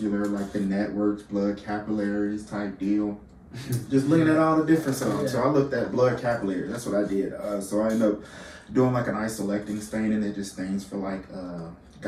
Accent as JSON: {"language": "English", "town": "LaGrange", "region": "Georgia", "country": "United States", "said": "I'm originally from LaGrange, Georgia. So about an hour south of Atlanta."}